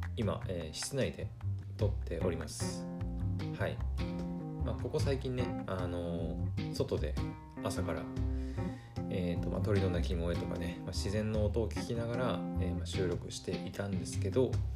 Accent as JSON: {"language": "Japanese", "region": "Aomori", "country": "Japan", "tie": "born or raised there"}